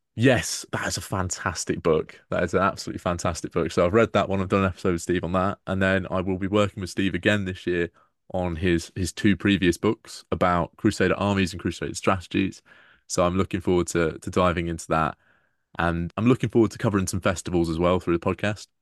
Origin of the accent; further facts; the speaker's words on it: Peterborough, East of England, United Kingdom; my hometown